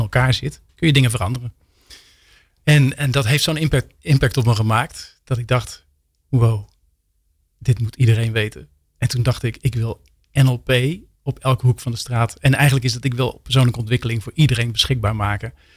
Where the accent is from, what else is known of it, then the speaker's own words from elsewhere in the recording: Rotterdam, South Holland, Netherlands; In Rotterdam, delshaven